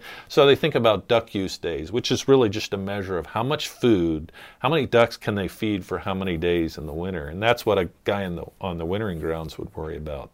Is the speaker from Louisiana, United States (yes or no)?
no; just north of Annapolis, Maryland, United States; moved away as an adult; also born or lived in Kansas; growing up on the Chesapeake Bay